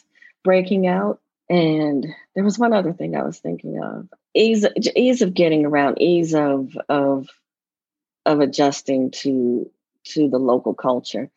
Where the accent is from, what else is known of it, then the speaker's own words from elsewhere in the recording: United States; moved away as an adult; also born or lived in Zimbabwe / South Africa; now in Nigeria; being an American